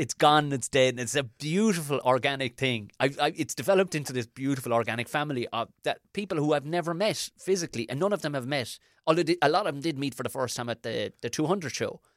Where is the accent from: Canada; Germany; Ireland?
Ireland; as an Irish person